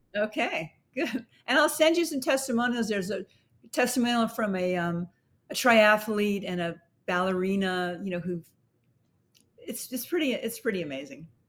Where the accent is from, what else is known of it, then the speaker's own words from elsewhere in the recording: New York City, New York, United States; we lived in Brooklyn